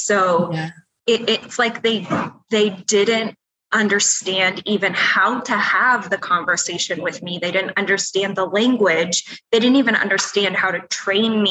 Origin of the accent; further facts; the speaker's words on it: Iowa, United States; I grew up in a really, really small town